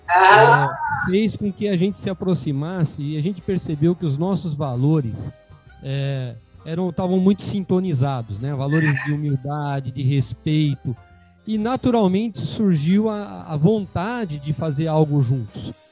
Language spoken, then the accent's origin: Portuguese; Rio Claro, São Paulo, Brazil; nós somos naturais de Rio Claro, uma cidade do interior, próximo a São Paulo